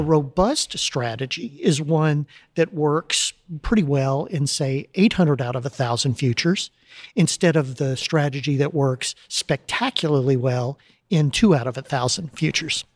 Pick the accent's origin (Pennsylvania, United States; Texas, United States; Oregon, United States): Texas, United States; Texas City; moved away as an adult; I grew up in a little town called Texas City, down by the coast here